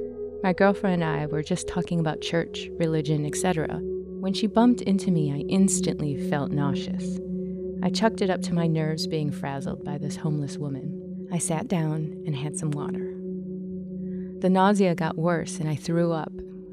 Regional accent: Chicago, Illinois, United States; So, I'm originally from Chicago, and I can tell you this. The whole place is haunted.

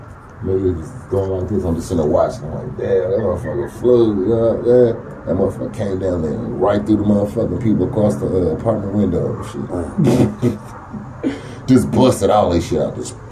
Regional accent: Oklahoma City, Oklahoma, United States; also born or lived in Tulsa / Moore / Edmond / Wichita Falls; Because I'm a Tulsa nigga, but I grew up in Oklahoma City. In Moore, fucking, in Edmond. Wichita Falls, Texas.

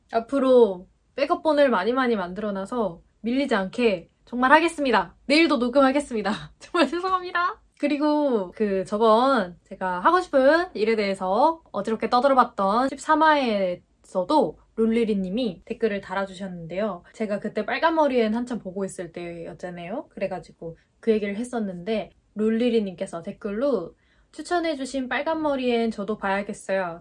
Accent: Gwangju, South Korea; moved away as an adult; now in Seoul, South Korea; 제 고향이 전라도 아래쪽에 있는 광주예요. 광주 광역시인데 거기에서 가족들과 이렇게 살다가

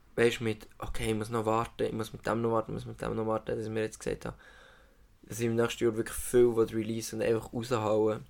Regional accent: Solothurn, Switzerland; ich bin Solothurner Bub, 20 Jahre hier

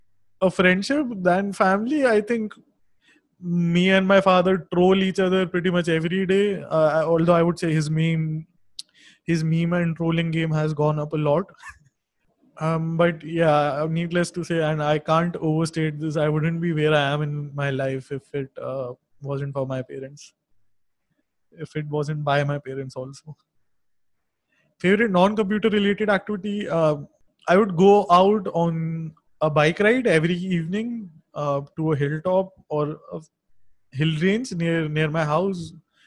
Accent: Dehradun, Uttarakhand, India; I grew up in a small town in North India, Dehradun. which is a really beautiful valley.

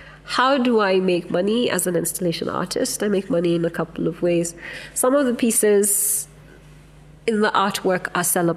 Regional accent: Kenya; Kenya really only started to make sense to us as something to be proud

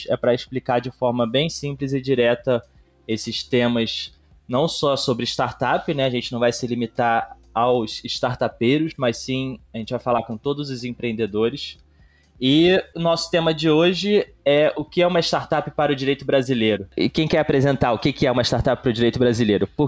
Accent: São Caetano do Sul, São Paulo, Brazil; Eu sou São Caetanense, que também é paulista.

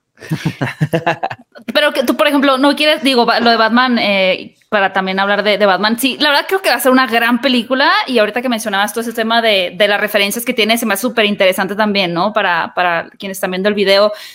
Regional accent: Mexico; como mexicanos

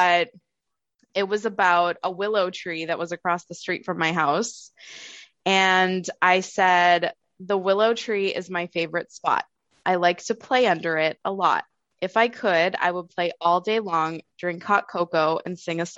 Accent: just outside of Boston, Massachusetts, United States; now in New Hampshire, United States; I'm from Massachusetts, just outside of Boston, and now I live in the beautiful state of New Hampshire

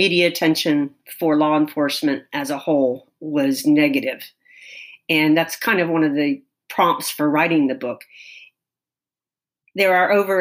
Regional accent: Tallahassee, Florida, United States; here in my hometown.

